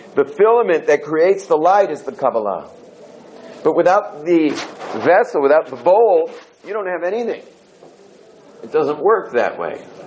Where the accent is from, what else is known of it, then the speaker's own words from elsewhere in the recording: California, United States; moved away as an adult; I was just hippie from California